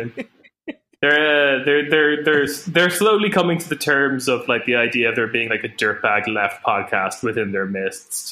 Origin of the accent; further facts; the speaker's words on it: Ireland; as a young Irish boy